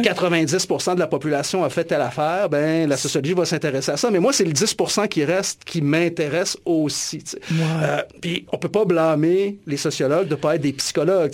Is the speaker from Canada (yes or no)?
yes; Alma, Quebec, Canada; je suis originaire du, du Lac-Saint-Jean, puis en grandissant dans les années 80 à Alma